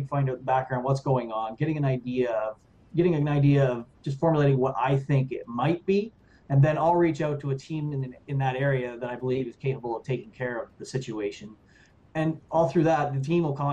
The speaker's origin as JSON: {"language": "English", "region": "New Brunswick", "country": "Canada", "moved": "yes", "lives_now": "Ottawa, Canada", "said": "I'm from New Brunswick"}